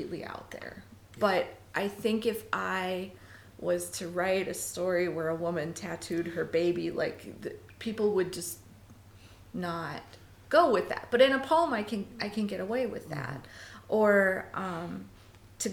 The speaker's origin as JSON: {"language": "English", "town": "Tucson", "region": "Arizona", "country": "United States", "tie": "born or raised there", "said": "I was born in Tucson."}